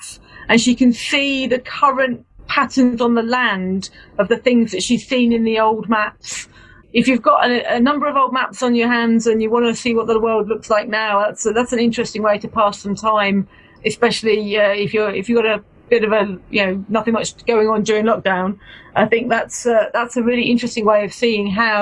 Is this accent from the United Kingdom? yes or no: yes; Bedford, East of England, United Kingdom; I'm from Bedford